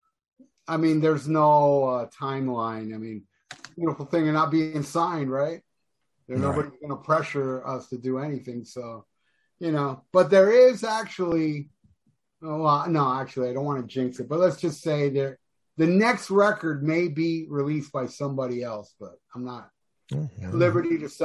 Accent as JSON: {"language": "English", "region": "Florida", "country": "United States", "said": "I'm from Florida"}